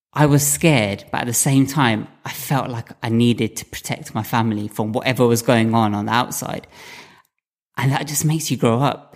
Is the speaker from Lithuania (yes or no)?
no; United Kingdom; I'm a British-born Indian